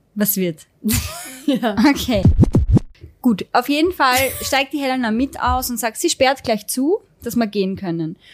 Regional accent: Styria, Austria; bei uns in der Steiermark

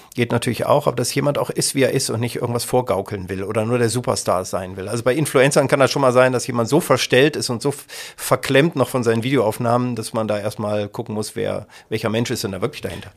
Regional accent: Kassel, Hesse, Germany; also born or lived in Detmold / Siegen; now in Essen, Germany; Kassel, wo ich geboren bin und, und hier aufgewachsen bin

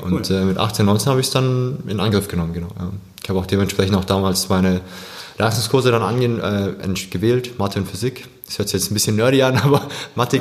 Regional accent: Swabia, Germany; gebürtiger Schwabe vielleicht noch, kann man das dazu sagen. Ja, bin aber koreanischer Abstammung

